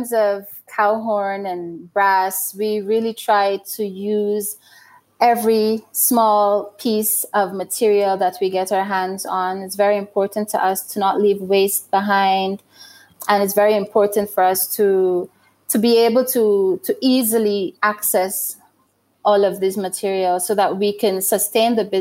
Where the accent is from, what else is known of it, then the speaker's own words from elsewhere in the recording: Guyana; also born or lived in London, United Kingdom; now in Burundi; I was born in Guyana and that's where I grew up